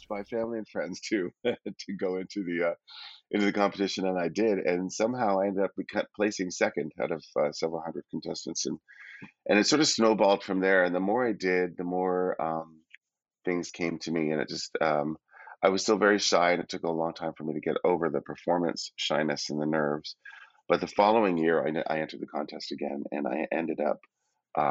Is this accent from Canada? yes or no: yes; Calgary, Alberta, Canada; moved away as an adult; also born or lived in Toronto; I was raised in Calgary.